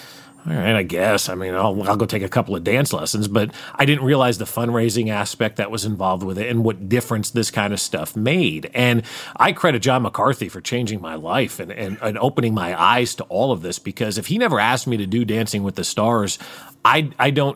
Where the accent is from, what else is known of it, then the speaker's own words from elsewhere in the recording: outside of New York City, United States; now in Kansas City, United States; I grew up outside of New York City.